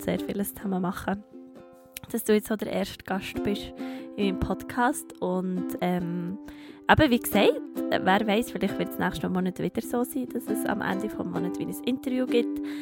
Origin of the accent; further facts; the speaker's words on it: Bern, Switzerland; als Bernerin